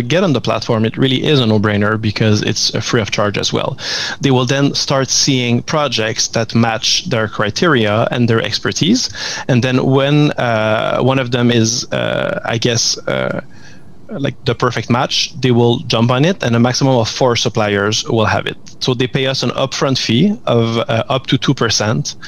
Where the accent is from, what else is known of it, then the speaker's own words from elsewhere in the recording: Montreal, Quebec, Canada; we've started in Montreal, as my accent can probably tell